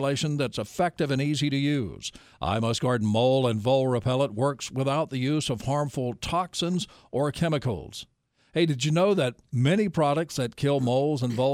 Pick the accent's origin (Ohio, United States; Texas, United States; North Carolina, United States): North Carolina, United States; Nashville; I grew up in Nashville